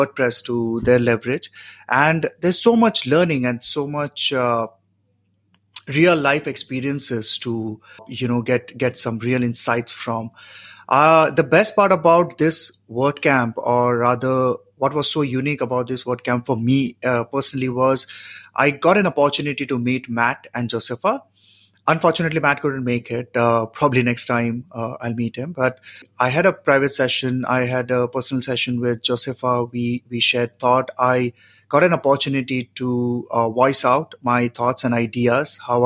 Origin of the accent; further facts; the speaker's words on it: India; I'm from India.